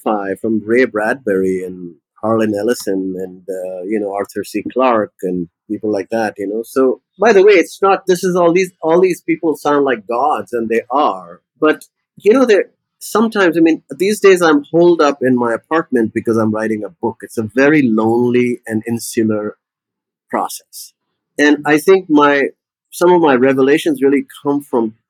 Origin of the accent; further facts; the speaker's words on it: Lucknow, Uttar Pradesh, India; moved away as an adult; also born or lived in England / United States; when we were growing up in Lucknow, we had a magical childhood.